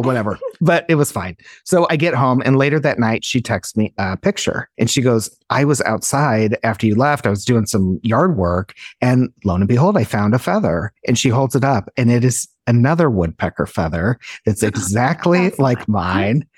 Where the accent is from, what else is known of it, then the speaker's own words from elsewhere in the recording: Illinois, United States; moved away; Amber and I grew up together in Illinois